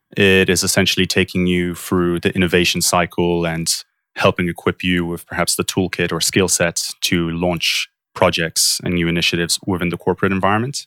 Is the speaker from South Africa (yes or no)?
no; Poland; moved away as an adult; also born or lived in London, United Kingdom / Warwick, United Kingdom; now in Bay Area, United States; I grew up most of my life in Poland, and I went through the British school system